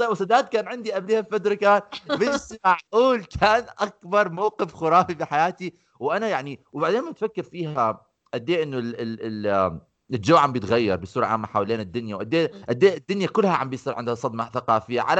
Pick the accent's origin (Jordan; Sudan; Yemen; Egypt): Jordan; Amman, Amman Governorate; احنا الشارع عندنا بعمان اذا بتمرق فيه بدون مطب بتحكي هذا الشارع مش نافع